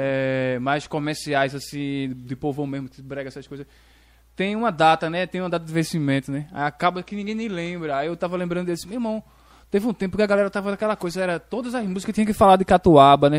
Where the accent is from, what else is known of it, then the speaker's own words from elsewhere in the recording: Nazaré da Mata, Pernambuco, Brazil; moved away as an adult; now in Tracunhaém, Brazil; Eu sou de Nazaré, né? Mas eu, eu, atualmente faz um ano que eu tô morando em Tracunhaém